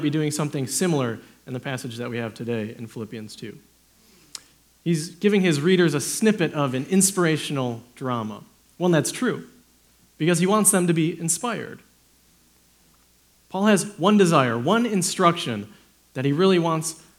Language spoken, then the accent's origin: English; Wisconsin, United States; moved away; I'm from Wisconsin